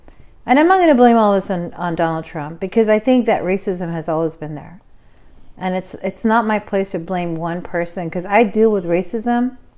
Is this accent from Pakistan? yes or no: yes; Pakistan; now in United States; I am a Pakistani woman that was very fortunate to come into this country because my father did well in Europe. He was very poor himself.